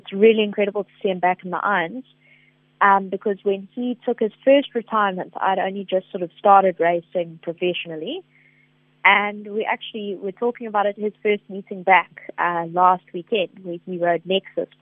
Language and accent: English; Somerset, KwaZulu-Natal, South Africa; I'm born and raised in Somerset in KZN